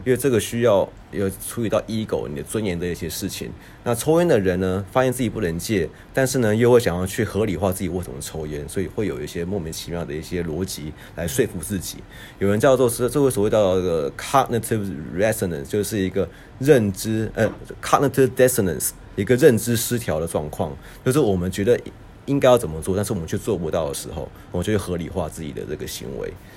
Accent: Taiwan; moved away; also born or lived in United States; 我们都在台湾长大， 呃，台湾出生，然后呢，我们之后呢，去美国就学

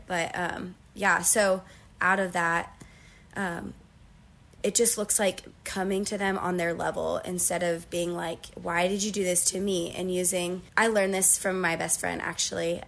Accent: Uniontown, Ohio, United States; I'm from a town called Uniontown, and it's really small. Um, so I was born and raised there

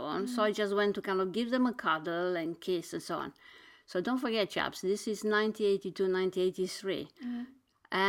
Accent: Bucharest, Romania; English is a second language; moved away as an adult; now in London, United Kingdom; I'm coming from a continent, from Romania, born in Bucharest

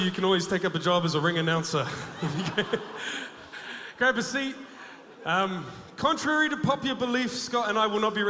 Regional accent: New Zealand; growing up in New Zealand, we don't have a monarchy here in New Zealand. We are connected to the English monarchy. So I don't know, growing up, I wasn't directly affected by it.

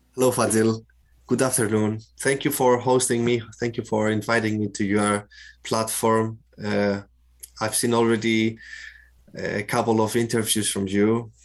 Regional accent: Cyprus; moved away as an adult; also born or lived in Athens, Greece / Rotterdam, Netherlands; I grew I grew up in Cyprus, where I am now as well.

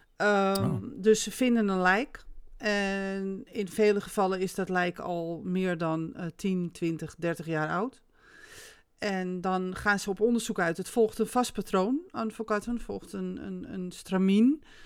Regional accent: Netherlands; ik ben Nederlander

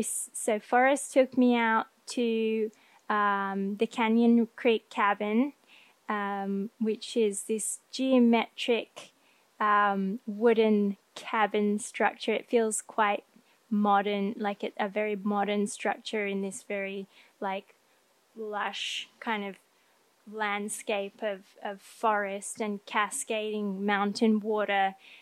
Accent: Thailand; also born or lived in Australia; Because I grew up in Thailand and Australia, where we do have mountains in Australia, but nowhere as tall as in the Pacific Northwest.

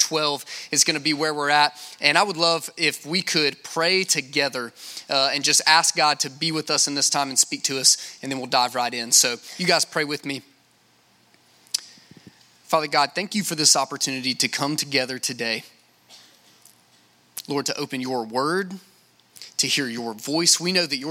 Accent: Lake Charles, Louisiana, United States; I'm from Lake Charles, Louisiana

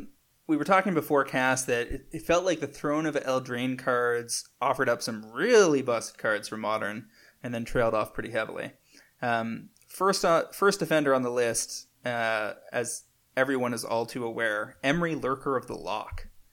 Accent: Canada; Do you guys have coffee? I'm from Canada and I can't find it important.

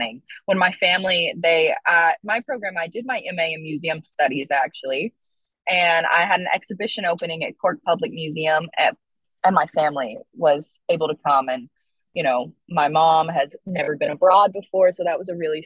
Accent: Wright City, Oklahoma, United States; moved away as an adult; also born or lived in Ireland; I grew up in Wright City, and I think that I was very firmly rooted in being Choctaw

